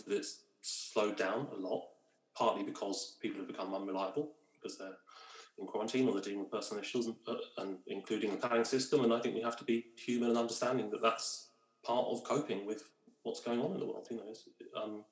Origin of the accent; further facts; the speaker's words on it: London, United Kingdom; moved away; I am a Londoner through and through